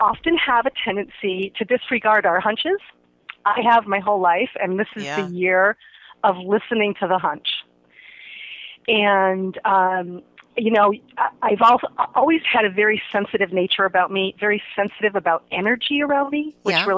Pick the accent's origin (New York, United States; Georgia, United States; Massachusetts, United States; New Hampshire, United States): Massachusetts, United States; Holyoke; moved away as an adult; also born or lived in Cape Cod, Massachusetts; now in Sacramento, United States; I am originally from Holyoke, Massachusetts.